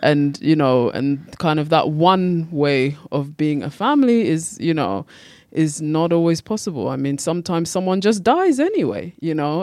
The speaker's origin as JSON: {"language": "English", "country": "United Kingdom", "also_born_or_lived": "Ghana", "said": "I'm from Britain and Ghana."}